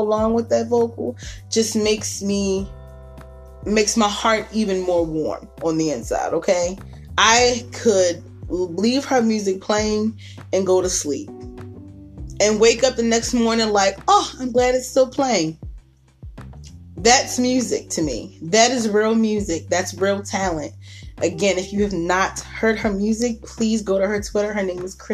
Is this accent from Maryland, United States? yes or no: yes; Baltimore, Maryland, United States; born or raised there